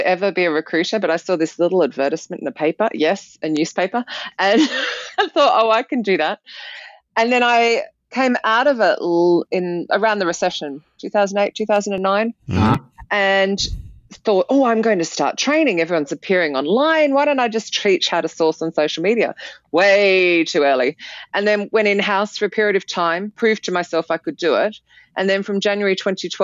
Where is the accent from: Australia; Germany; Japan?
Australia; now in United Kingdom; back in my home country, from Australia